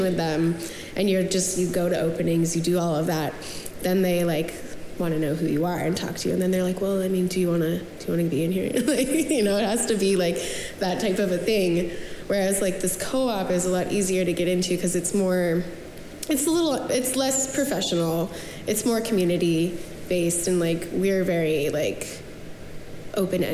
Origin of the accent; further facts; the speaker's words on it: Spokane, Washington, United States; moved away as an adult; now in Portland, United States; I'm from Spokane, Washington, but I moved here in 2010 for school.